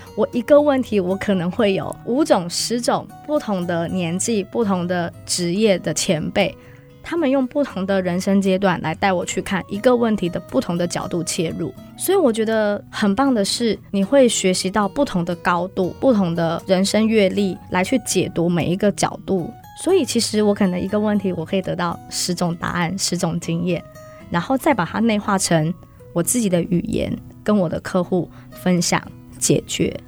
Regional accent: Taiwan; 一起努力改变我们台湾人对保险的印象。

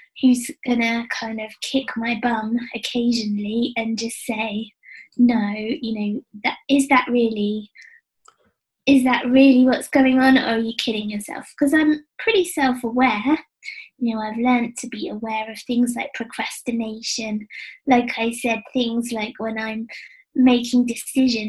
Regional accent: England, United Kingdom; being English

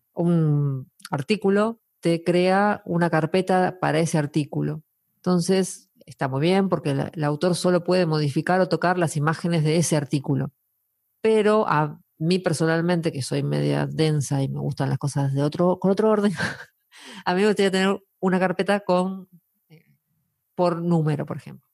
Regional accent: Argentina; now in Asturias, Spain; los argentinos nos conocemos todos.

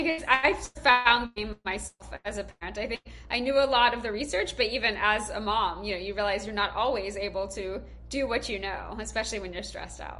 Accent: Georgia, United States; now in Boston, United States; I'm originally from Georgia, actually, but my kids are Boston born and raised.

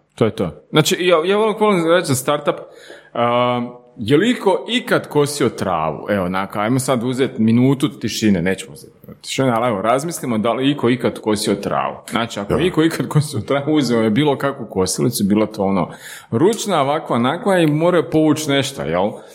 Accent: Slavonski Brod, Brod-Posavina County, Croatia; moved away as an adult; now in Zagreb, Croatia; mi smo iz Slavonskog broda, jel? Tu smo u Zagrebu već na jedno 10 plus godina.

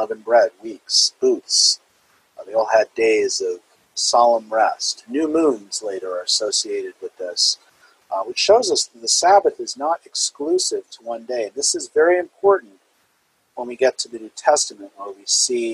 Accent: New Jersey, United States; as a child growing up in New Jersey

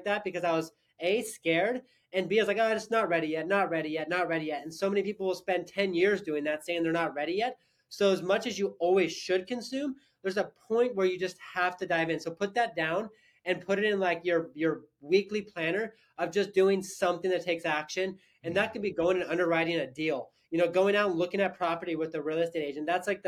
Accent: Sandpoint, Idaho, United States; also born or lived in California; I grew up in actually Sandpoint, Idaho, so not too far from here

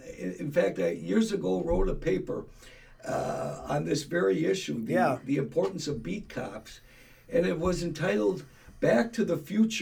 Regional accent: Milwaukee, Wisconsin, United States; when I grew up in Milwaukee, born and raised.

